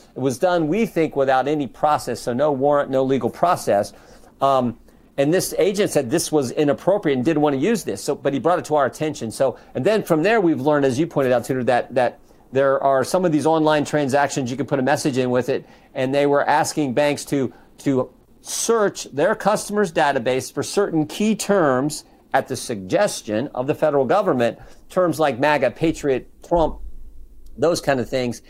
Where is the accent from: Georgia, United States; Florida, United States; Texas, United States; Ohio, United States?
Ohio, United States; Western; I'm from Western Ohio